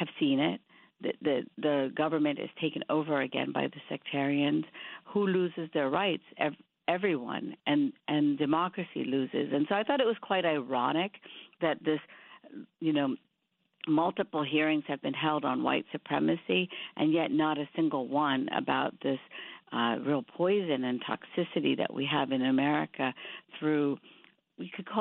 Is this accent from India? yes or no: yes; India; now in United States; I grew up in India, but half my family moved to Pakistan being Muslim.